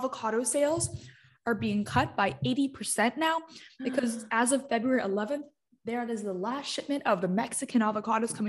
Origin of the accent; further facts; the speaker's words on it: Hong Kong; moved away; I grew up in Hong Kong